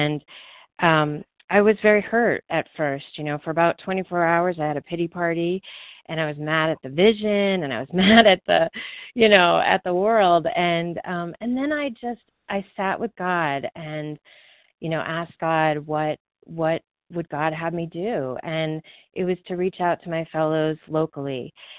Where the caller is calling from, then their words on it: Colorado, United States; I am calling from Colorado